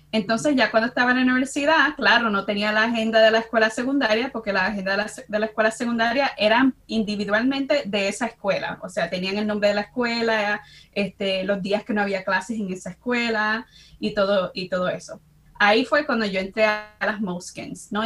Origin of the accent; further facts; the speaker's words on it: Chicago, Illinois, United States; now in New Brunswick, United States; soy dominicana, nacida y crecí en Chicago, en el barrio de Humboldt Park